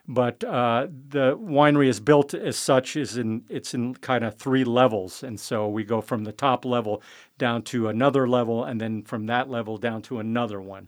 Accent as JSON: {"language": "English", "town": "San Francisco", "region": "California", "country": "United States", "tie": "born or raised there", "also_born_or_lived": "Guerneville, California", "said": "I was born and raised in San Francisco"}